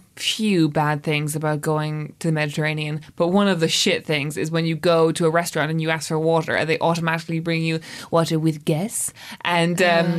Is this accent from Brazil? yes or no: no; Ireland; I'm the Irish person in the room